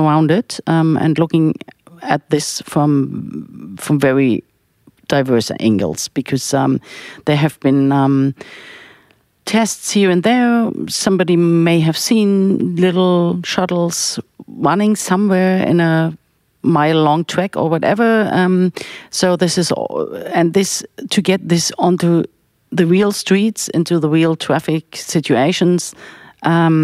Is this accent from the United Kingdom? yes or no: no; Berlin, Germany; I grew up in Berlin